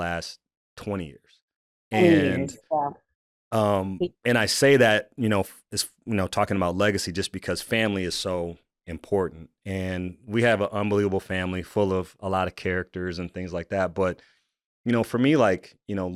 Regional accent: Michigan, United States; also born or lived in Columbia, South Carolina; now in Iowa, United States; I moved to Michigan. I grew up in Michigan

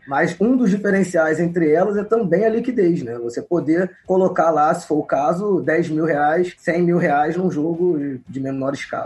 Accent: Rio de Janeiro, Brazil; sou aqui do Rio de Janeiro

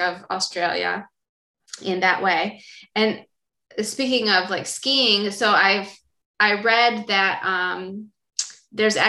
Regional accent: Israel; in Israel, we have one mountain

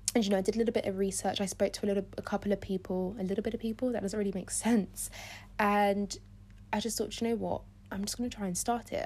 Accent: London, United Kingdom; I was born in London. I've grown up in London my whole life

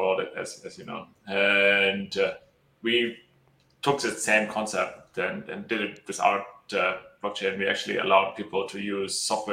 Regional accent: Germany; moved away as an adult; also born or lived in United Arab Emirates / China / Australia / Italy; I'm from Germany originally, and when I was 18, I started out, I built a fashion company, and then started studying in Germany and then some other places.

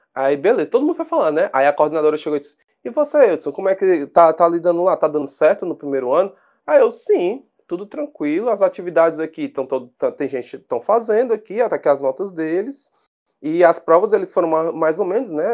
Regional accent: Fortaleza, Ceará, Brazil; nascido e criado aqui em Fortaleza, no Ceará

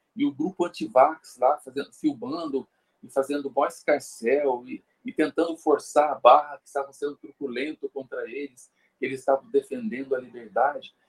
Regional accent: São Paulo, Brazil; eu sou de São Paulo

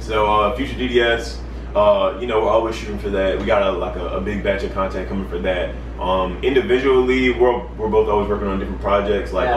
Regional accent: Baltimore, Maryland, United States; moved away; I'm originally from Baltimore, Maryland

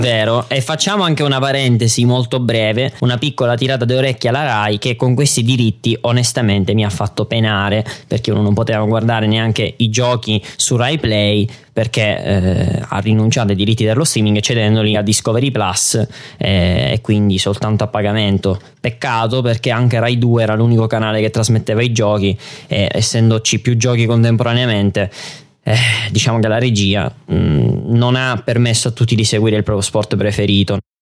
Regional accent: Italy; noi italiani

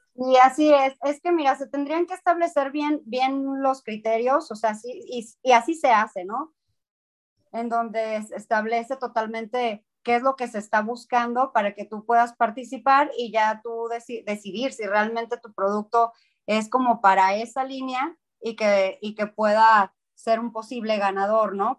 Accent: Mexico; el mexicano hace las cosas y, y las hacemos bien

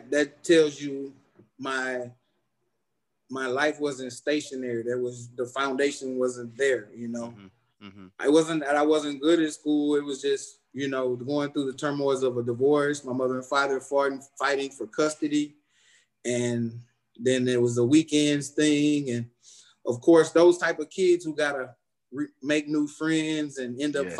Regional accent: Houston, Texas, United States; also born or lived in Missouri City, Texas; I was born and raised in Houston, Texas, St. Luke's Hospital, June 26, 1974, 11:31 p.m.

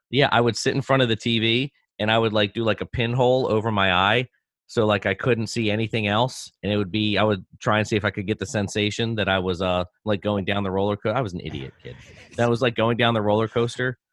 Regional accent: Baltimore, Maryland, United States; when I grew up in Baltimore, we, uh, we lived in a semi-detached home neighborhood

